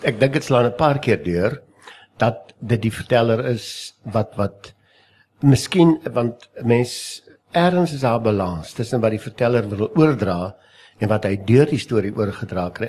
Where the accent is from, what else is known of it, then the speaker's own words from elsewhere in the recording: South Africa; ons as Afrikaner, ons as Suid-Afrikaners